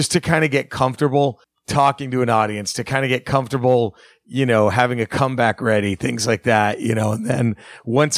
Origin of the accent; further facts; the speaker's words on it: Dallas, Texas, United States; my hometown at Dallas, Texas